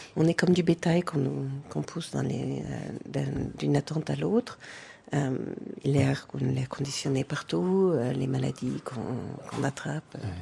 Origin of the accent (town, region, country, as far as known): France; born or raised there; moved away as an adult; also born or lived in United States / Hamburg